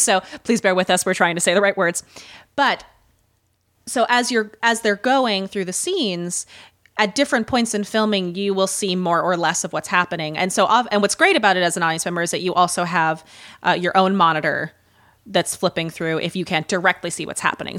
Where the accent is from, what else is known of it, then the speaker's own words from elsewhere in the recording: Midwest, United States; accent: Midwestern; I can already hear my Midwestern accent coming back